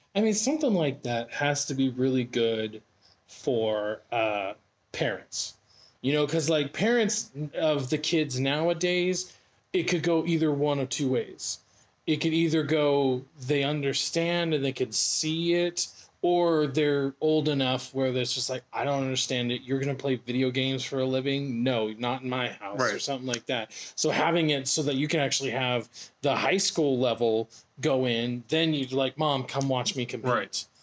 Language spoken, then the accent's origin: English; Boise, Idaho, United States; my hometown, Boise